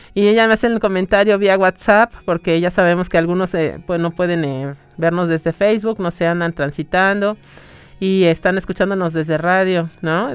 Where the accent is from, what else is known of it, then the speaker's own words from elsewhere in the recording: Mexico; vemos como mexicanos el ritual de la muerte